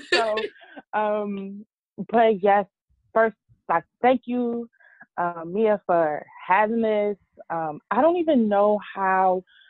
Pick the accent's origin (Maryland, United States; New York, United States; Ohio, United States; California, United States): Maryland, United States; also born or lived in Houston, Texas; I'm originally from Maryland, born and raised.